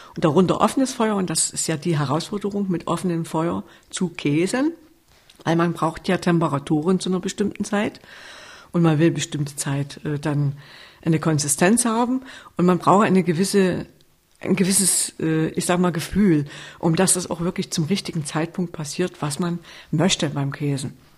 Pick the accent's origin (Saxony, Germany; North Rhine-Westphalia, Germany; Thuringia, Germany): Saxony, Germany; Sörnewitz; ursprünglich stamme ich aus Surnewitz bei Meißen.